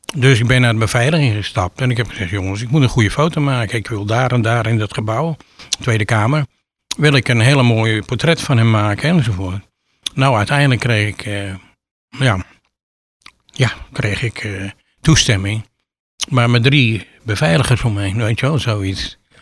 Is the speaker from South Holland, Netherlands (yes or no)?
yes; Sliedrecht, South Holland, Netherlands; now in Giessenburg, Netherlands; ik eh, ben geboren in Sliedrecht. Ik ben opgegroeid in een heel